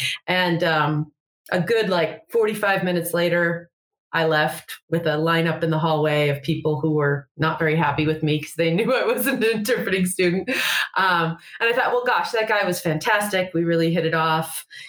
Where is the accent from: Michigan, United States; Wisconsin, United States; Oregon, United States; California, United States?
Oregon, United States; moved away as an adult; also born or lived in Atlanta; now in Salt Lake City, United States; I'm from Oregon, so it was a lot closer to home.